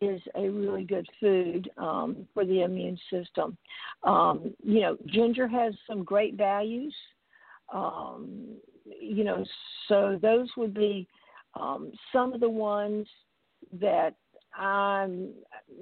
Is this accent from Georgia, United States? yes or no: yes; South Georgia, United States; I grew up in South Georgia